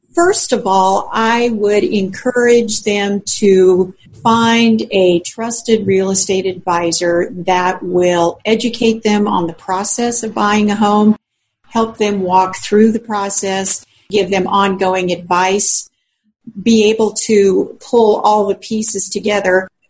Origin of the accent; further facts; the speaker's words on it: Colorado, United States; moved away as an adult; also born or lived in South Central Kansas; now in Newton, Kansas, United States; I grew up in Colorado